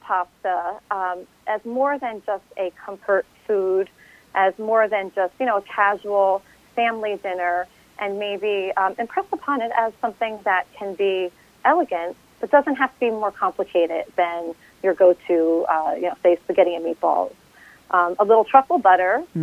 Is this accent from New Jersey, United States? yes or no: yes; New Jersey, United States; I grew up in a family of Italian influence. I'm from New Jersey.